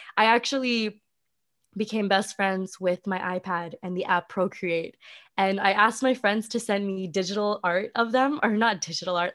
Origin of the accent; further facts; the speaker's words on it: Vancouver, British Columbia, Canada; moved away as an adult; also born or lived in California; I come from Vancouver, like, a very prestigious city